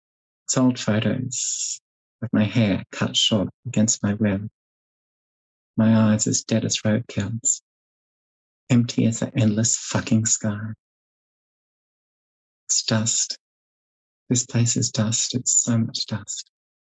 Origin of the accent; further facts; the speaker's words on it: Queensland, Australia; the long and very, very lonely hours of growing up in rural Queensland as a child